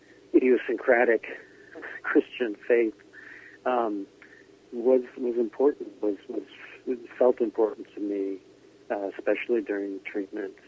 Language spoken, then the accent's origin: English; Scarsdale, New York, United States; accent: New York; also born or lived in Ireland; I grew up in a town, a suburb of New York called Scarsdale, New York